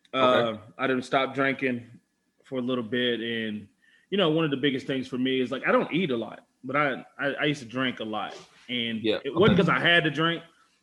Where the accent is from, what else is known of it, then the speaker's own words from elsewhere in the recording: Texas, United States; moved away as an adult; also born or lived in Calgary; I'm from Texas, man.